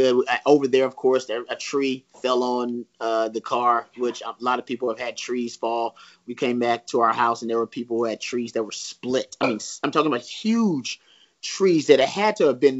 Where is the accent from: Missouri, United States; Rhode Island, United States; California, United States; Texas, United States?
Texas, United States; I'm a Texan and I chose Austin as a home for a reason